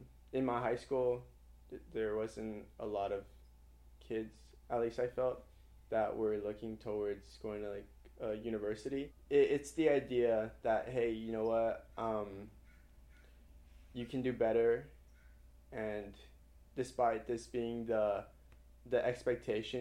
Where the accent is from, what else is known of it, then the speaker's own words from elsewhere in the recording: Hawthorne, California, United States; moved away as an adult; now in Berkeley, United States; I am from Hawthorne, California, which is located in LA.